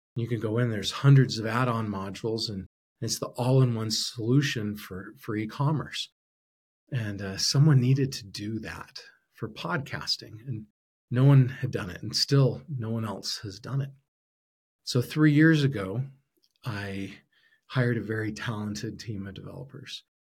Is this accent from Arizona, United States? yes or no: yes; Arizona, United States; also born or lived in Utah / Brazil; now in Idaho, United States; I grew up in Arizona